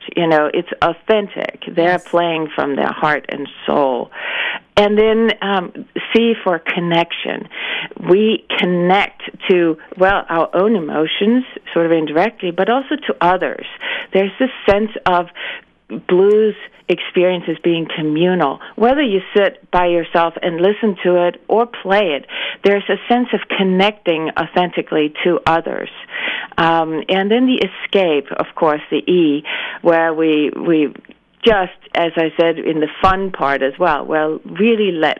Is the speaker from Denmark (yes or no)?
yes; Denmark; moved away; I grew up in Denmark